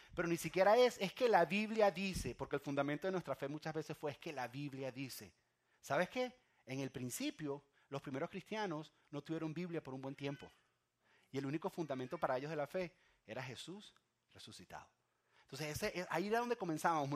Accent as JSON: {"language": "Spanish", "country": "Venezuela", "moved": "yes", "said": "yo soy de Venezuela"}